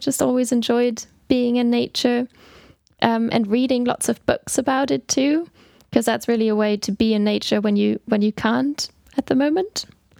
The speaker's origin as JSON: {"language": "English", "country": "Germany", "tie": "born or raised there", "moved": "yes", "said": "So that wasn't really a thing where I grew up in Germany."}